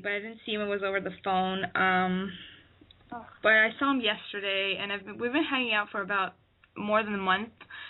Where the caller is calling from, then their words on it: Ottawa, Ontario, Canada; I'm 22, and I'm calling from Ottawa, Canada.